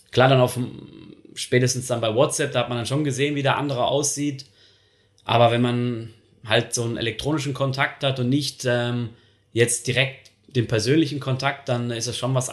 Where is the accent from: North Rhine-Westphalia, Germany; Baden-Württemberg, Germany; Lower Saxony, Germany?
North Rhine-Westphalia, Germany; Dortmund; now in Switzerland; Und äh, ich komme halt aus dem Ruhrgebiet, aus der Nähe von Dortmund.